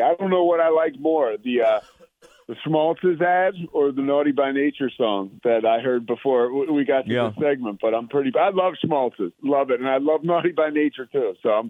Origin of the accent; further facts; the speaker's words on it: outside of Philly, Pennsylvania, United States; I grew up outside of Philly. Like, I went to this place called Archbishop Carroll, which is like, we played in the Philadelphia Catholic League. So I was like right on the brink of the city.